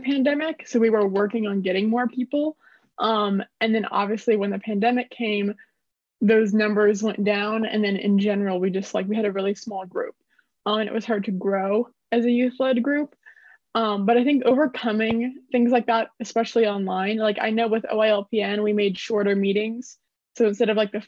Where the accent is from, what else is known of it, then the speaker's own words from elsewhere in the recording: Springfield, Ohio, United States; I'm from Springfield, Ohio.